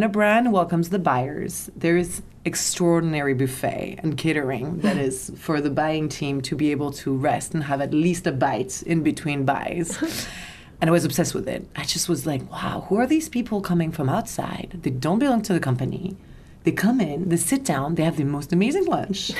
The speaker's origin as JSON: {"language": "English", "town": "Paris", "region": "Île-de-France", "country": "France", "tie": "born or raised there", "moved": "as an adult", "said": "I was born and raised in Paris"}